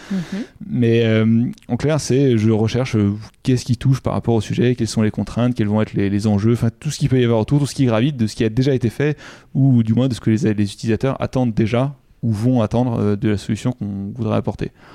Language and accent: French; Giverny, Normandy, France; now in Paris, France; Je suis originaire euh, de Giverny en Normandie et maintenant j'habite à Paris.